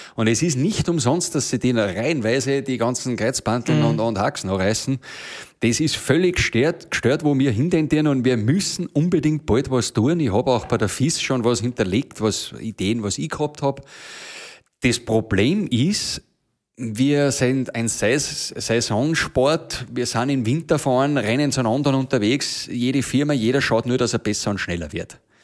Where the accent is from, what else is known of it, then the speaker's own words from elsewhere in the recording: Schladming, Styria, Austria; bei uns in Schleiming ist es ja schon wieder so, dass im Tal herunten die von oben vom Berg oben, wo ich her bin, die, die, die schon wieder schier nicht verstehen